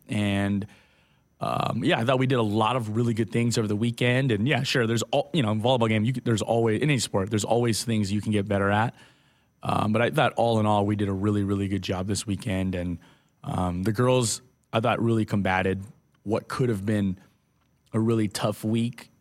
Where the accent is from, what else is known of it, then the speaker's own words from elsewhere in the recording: Hawaii, United States; moved away; I grew up, I grew up in Hawaii